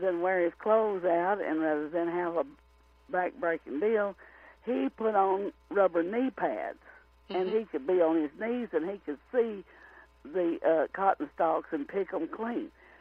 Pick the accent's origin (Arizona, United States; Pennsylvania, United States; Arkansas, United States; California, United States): Arkansas, United States; Rector; my hometown of Rector, Arkansas